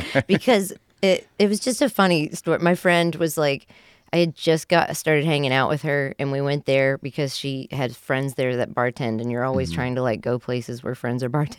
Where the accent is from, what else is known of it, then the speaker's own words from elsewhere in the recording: West Virginia, United States; Again, I'm from West Virginia. I don't have good ribs.